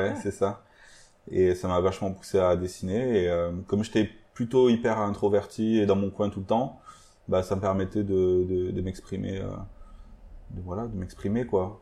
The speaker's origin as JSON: {"language": "French", "area": "Aveyron", "region": "Occitania", "country": "France", "tie": "born or raised there", "said": "on vient d'une petite ville de l'Aveyron"}